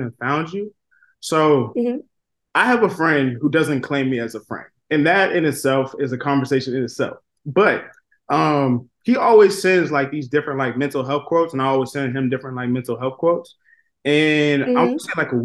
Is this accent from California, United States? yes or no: no; right outside of Boston, Massachusetts, United States; moved away; I'm originally from Massachusetts, right outside of Boston